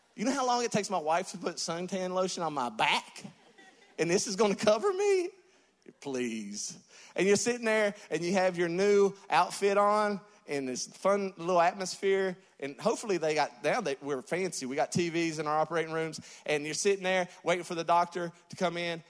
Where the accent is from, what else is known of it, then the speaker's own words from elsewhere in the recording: West Virginia, United States; I'm from West Virginia. We got deers and bears